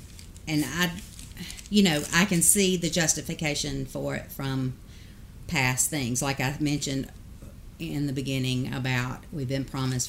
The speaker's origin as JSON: {"language": "English", "town": "Lincolnton", "region": "Georgia", "country": "United States", "moved": "yes", "lives_now": "Augusta, United States", "said": "I'm from Lincoln. I've only been in Augusta for, you know, a few years"}